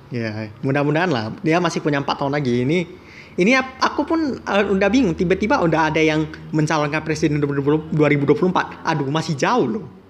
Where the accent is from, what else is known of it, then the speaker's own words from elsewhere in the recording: Medan, North Sumatra, Indonesia; kita mah orang Medan udah biasa